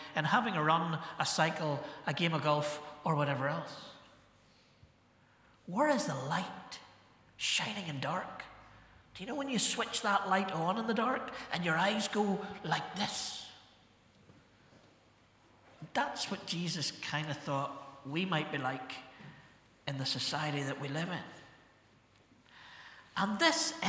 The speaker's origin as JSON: {"language": "English", "town": "Ballymena", "region": "Northern Ireland", "country": "United Kingdom", "tie": "born or raised there", "said": "I was brought up to think in Ballymena when I was 17"}